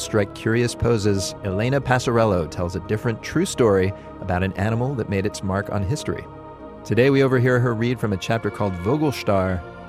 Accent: Pittsburgh, Pennsylvania, United States; I'm from Pittsburgh.

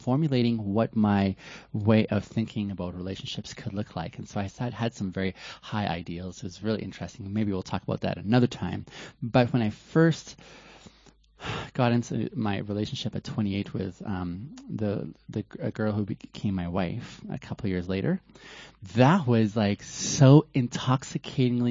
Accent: West Coast of Canada, British Columbia, Canada; also born or lived in Ethiopia; I'm from Ethiopia originally and grew up in Canada on the West Coast

